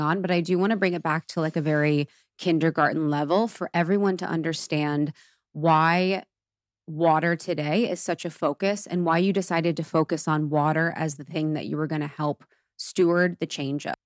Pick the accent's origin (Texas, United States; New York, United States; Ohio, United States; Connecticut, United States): Ohio, United States; I grew up in Ohio and it's so Catholic, so religious